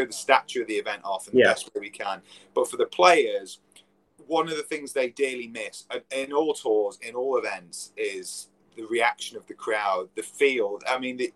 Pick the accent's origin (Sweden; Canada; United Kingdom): United Kingdom; England; as an Englishman as well, playing at my home club